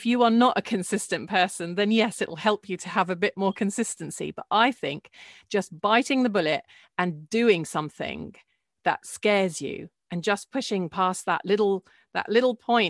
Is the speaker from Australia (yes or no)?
no; Jordan; It was really, really nice because there's a real sense of community. It's a very small country, so you feel that everyone knows everyone.